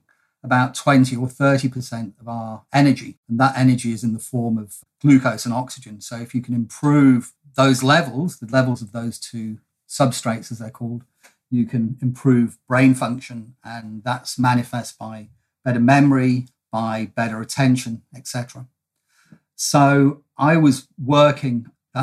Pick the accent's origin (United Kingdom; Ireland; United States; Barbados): United Kingdom; now in Melbourne, Australia; I am a POM from the UK originally